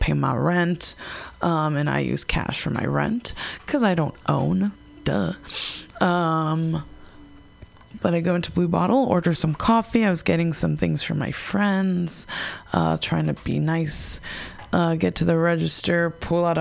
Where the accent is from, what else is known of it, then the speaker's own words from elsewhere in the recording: United States; growing up in America, we're raised with a bunch of sugar and empty carbs and McDonald's and soda.